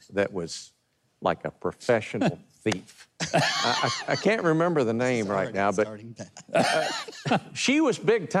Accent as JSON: {"language": "English", "region": "Tennessee", "country": "United States", "said": "I'm from Hillbilly, Tennessee."}